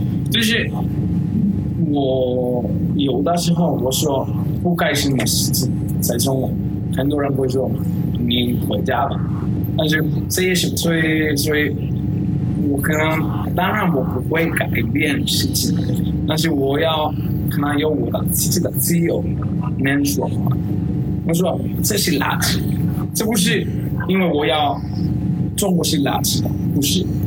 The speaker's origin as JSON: {"language": "Chinese", "region": "Basque Country", "country": "Spain", "tie": "born or raised there", "second_language": "Chinese", "lives_now": "China", "said": "我是皇皇家社会"}